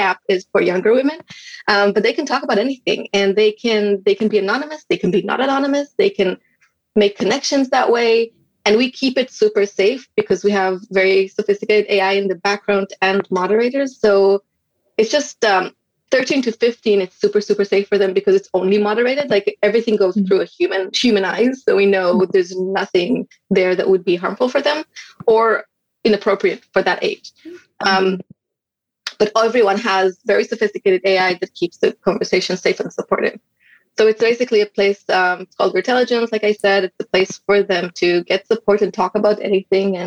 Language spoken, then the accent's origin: English; Israel; moved away as an adult; now in United States; I'm originally from Israel and we moved to the United States